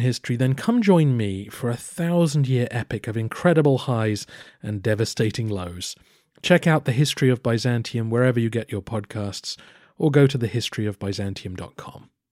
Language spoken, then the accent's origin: English; England, United Kingdom; I am also an Englishman